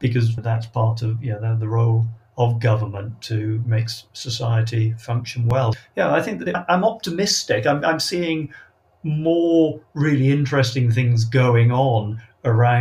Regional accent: Wales, United Kingdom; I come from Wales

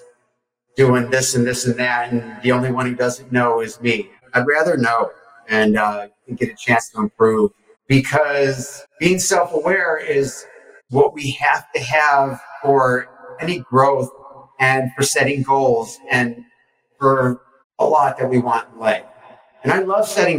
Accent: Detroit, Michigan, United States; And I'm from Detroit.

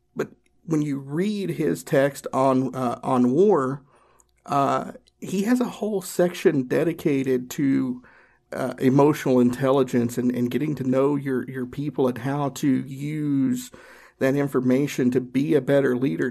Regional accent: Northeast Tennessee, United States; I grew up in Northeast Tennessee. I grew up in the Appalachian Mountains.

